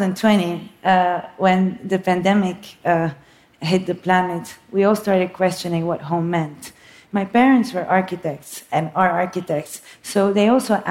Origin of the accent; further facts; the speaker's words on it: Beirut, Beirut Governorate, Lebanon; moved away; also born or lived in New York; So yes, I was born in Beirut, Lebanon. It's what I call my home country.